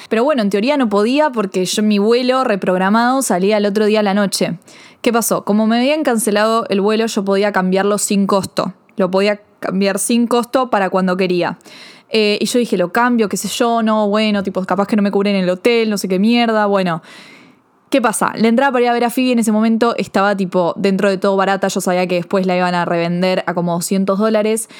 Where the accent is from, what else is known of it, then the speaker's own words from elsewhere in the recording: Argentina; soy argentina, yo no soy de Estados Unidos